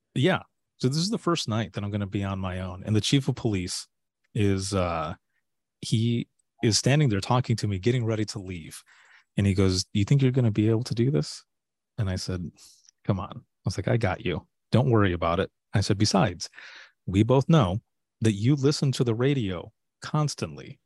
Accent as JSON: {"language": "English", "region": "Southwest Michigan", "country": "United States", "tie": "born or raised there", "also_born_or_lived": "Florida", "moved": "as an adult", "said": "I'm originally from Southwest Michigan and, uh, you know, born and raised there."}